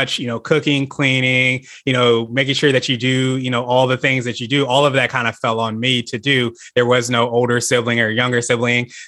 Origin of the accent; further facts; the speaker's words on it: Northern Virginia, United States; also born or lived in Kansas / Las Vegas; I grew up in Northern Virginia, about 45 minutes or so outside of Washington, D.C. I'm a military brat